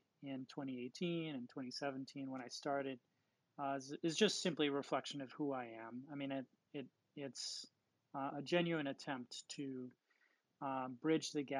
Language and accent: English; New York City, New York, United States; Growing up in New York City